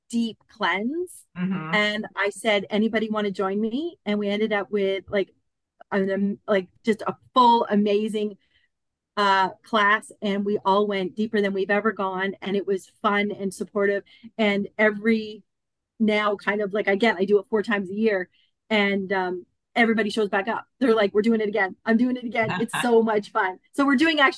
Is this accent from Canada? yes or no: yes; Canada; moved away as an adult; also born or lived in Collingwood, Ontario; now in Australia; I'm actually from Canada.